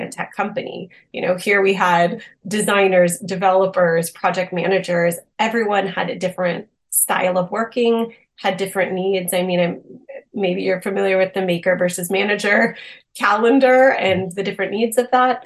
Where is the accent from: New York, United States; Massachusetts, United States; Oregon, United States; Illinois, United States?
Massachusetts, United States; Boston; moved away as an adult; also born or lived in Austin, Texas; I'm originally from the Boston area